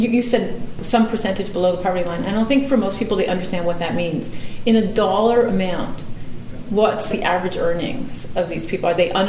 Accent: New York, United States; I'm from New York

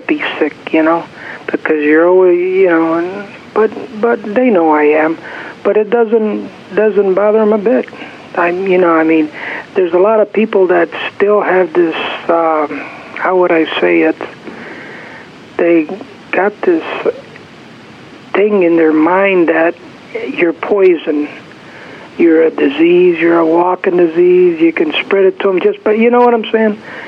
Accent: Chicago, Illinois, United States; now in San Francisco, United States; Chicago, Illinois.

